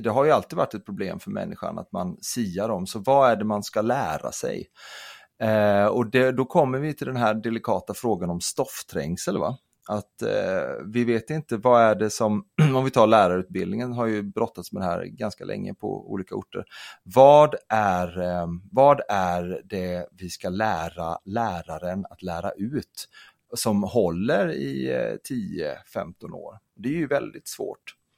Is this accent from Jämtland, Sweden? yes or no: no; Kalmar County, Sweden; jag kommer från, eh, jag kommer från Öland